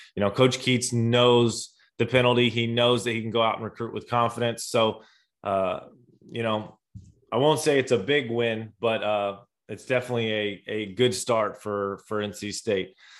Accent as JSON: {"language": "English", "region": "Indiana", "country": "United States", "tie": "born or raised there", "said": "I grew up in Indiana"}